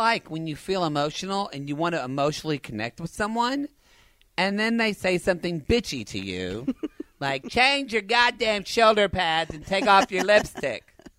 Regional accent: Oklahoma, United States; moved away; I'm from Oklahoma too.

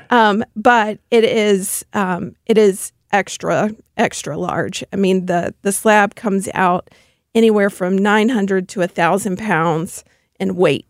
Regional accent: Memphis, Tennessee, United States; now in St. Louis, United States; I do come from Memphis, Tennessee, so I'm a Southern girl at heart

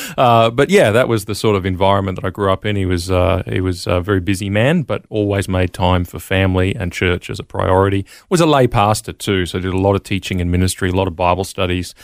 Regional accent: Brisbane, Queensland, Australia; moved away as an adult; I grew up in Brisbane, Queensland, Australia.

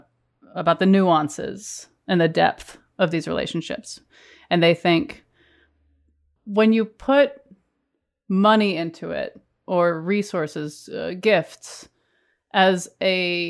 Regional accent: New England, United States; I'm 41 and I grew up in New England

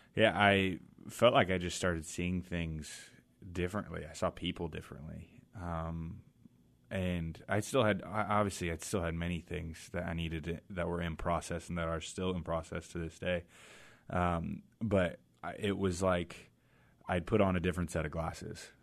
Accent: Mill Creek, Washington, United States; also born or lived in Boise, Idaho; I grew up in Mill Creek, Washington

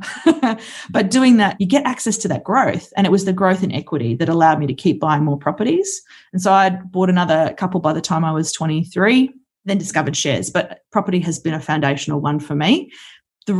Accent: Brisbane, Queensland, Australia; moved away as an adult; also born or lived in Kalgoorlie; I grew up in Brisbane

